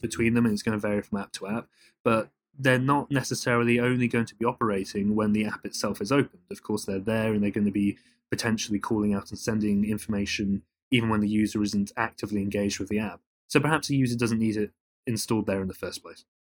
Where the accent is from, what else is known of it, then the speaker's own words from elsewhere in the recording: United Kingdom; accent: British; now in United States; as you can probably tell from my accent, I'm, I'm, I'm British and, and a European